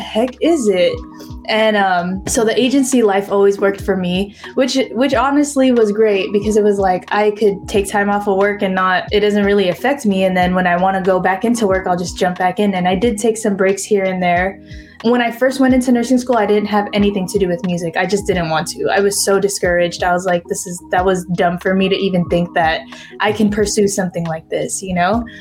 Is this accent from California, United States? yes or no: yes; San Diego, California, United States; moved away as an adult; now in Los Angeles, United States; moving out of my hometown